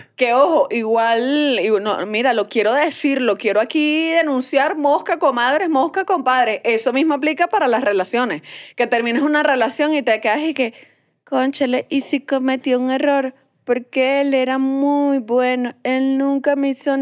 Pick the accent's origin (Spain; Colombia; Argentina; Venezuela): Venezuela; moved away; yo me fui de Venezuela